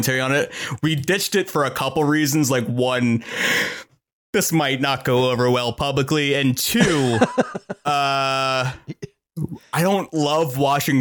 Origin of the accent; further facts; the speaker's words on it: Sag Harbor, New York, United States; My hometown, Sag Harbor on Long Island, in my childhood home